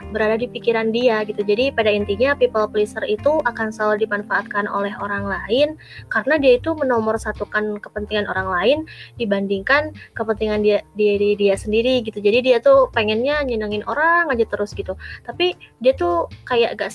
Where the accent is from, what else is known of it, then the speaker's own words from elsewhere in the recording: Bandung, West Java, Indonesia; Aku asalnya dari kota yang adem nih, Bandung ya, dari Bandung. Nah, tepatnya di daerah kabupatennya ya, teman-teman.